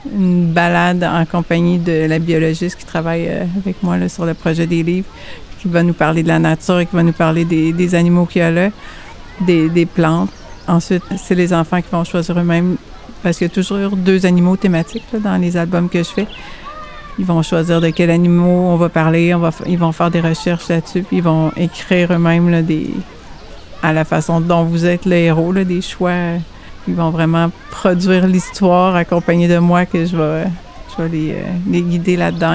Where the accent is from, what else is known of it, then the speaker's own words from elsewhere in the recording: Saint-Hyacinthe, Quebec, Canada; moved away as an adult; now in Drummondville, Canada; je viens de, je viens de Saint-Hyacinthe, Montérégie. Puis ça fait huit ans que j'ai déménagé à Drummondville